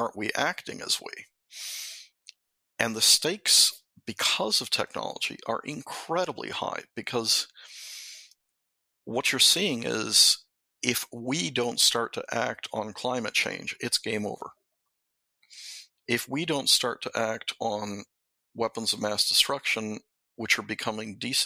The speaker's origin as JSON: {"language": "English", "country": "Mexico", "tie": "born or raised there", "moved": "yes", "said": "when I was brought up in Mexico in a Jesuit school"}